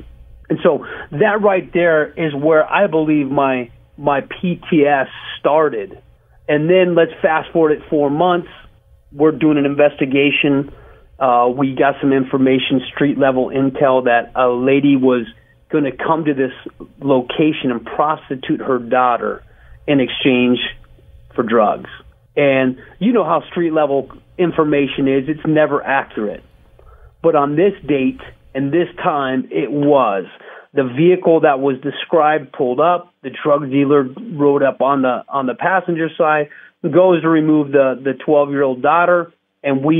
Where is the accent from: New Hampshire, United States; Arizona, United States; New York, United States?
Arizona, United States; Scottsdale; I was a clean-cut kid, born and raised in Scottsdale, huge family, church-going